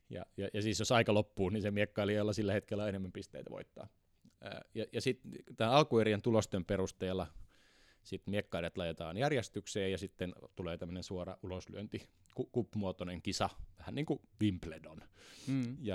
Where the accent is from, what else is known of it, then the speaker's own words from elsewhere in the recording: Kemi, Lapland, Finland; Merilappi. Lappi. Totta. Merilappi. Joo, Sieltä päin olen kotoisin.